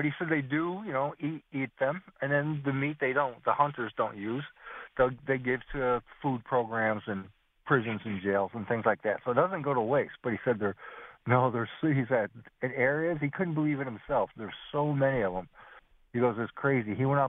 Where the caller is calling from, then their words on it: Binghamton, New York, United States; And I'm calling from Binghamton.